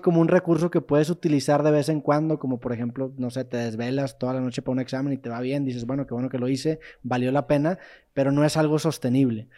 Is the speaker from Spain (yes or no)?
no; Monterrey, Nuevo León, Mexico; yo soy de Monterrey